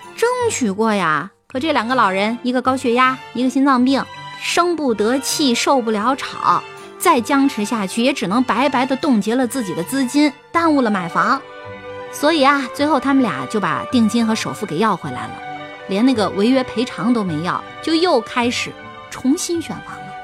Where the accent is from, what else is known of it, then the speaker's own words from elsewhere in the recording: Jiaodong, Shandong, China; 我是胶东那边的人